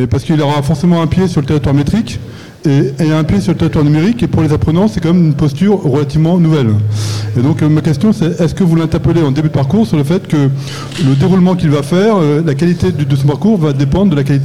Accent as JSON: {"language": "French", "country": "Belgium", "said": "je suis belge, donc je, je suis extraterritorial."}